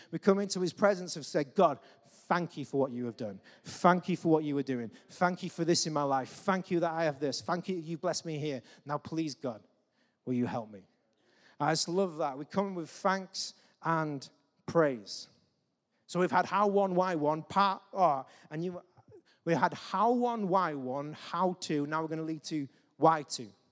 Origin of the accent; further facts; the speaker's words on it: England, United Kingdom; we're English